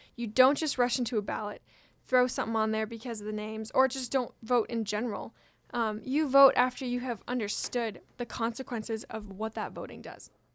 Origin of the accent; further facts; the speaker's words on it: Washington, United States; from my home state